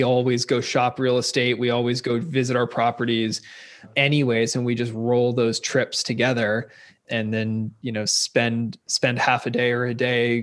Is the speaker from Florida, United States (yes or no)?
no; Seattle, Washington, United States; moved away as an adult; now in California, United States; I'm originally from Seattle, Seattle, Washington area. I went to University of Washington and then moved to California after college to row